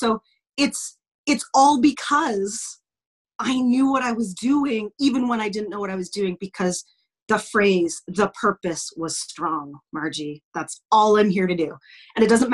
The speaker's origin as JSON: {"language": "English", "town": "Lloydminster", "region": "Saskatchewan", "country": "Canada", "tie": "born or raised there", "also_born_or_lived": "United States / Yorkton / Regina", "said": "I grew up in small town Saskatchewan, blah, blah, blah, la, la, la. We moved from the States to Yorkton, to Regina, to Lloydminster, and then spent most of my growing up here in Lloydminster"}